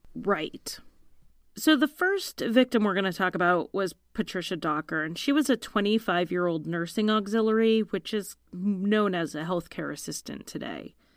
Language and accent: English; United States; the American lady who can't talk right